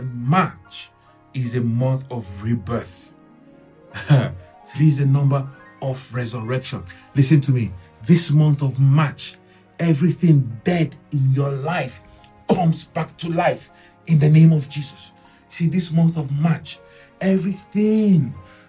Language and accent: English; Nigeria; I'm from Nigeria.